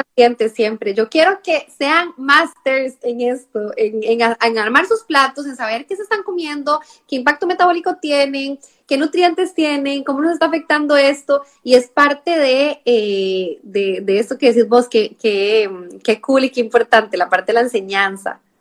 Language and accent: Spanish; Costa Rica; now in Spain; mi acento que soy de Costa Rica